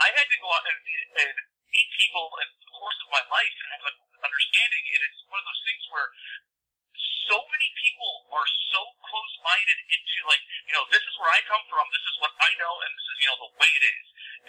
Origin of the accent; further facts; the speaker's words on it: Cuyahoga Falls, Ohio, United States; I grew up in Cuyahoga Falls.